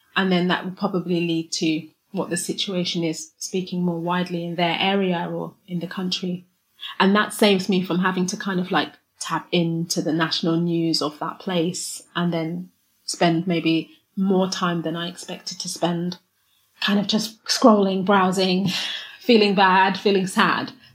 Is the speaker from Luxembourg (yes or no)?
no; London, United Kingdom; moved away as an adult; now in Shanghai, China; I was born and raised in London